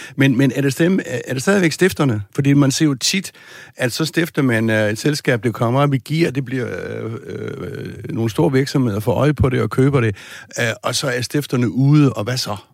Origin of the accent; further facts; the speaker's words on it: Southern Jutland, Southern Denmark, Denmark; jeg kommer fra Sønderjylland ud fra landet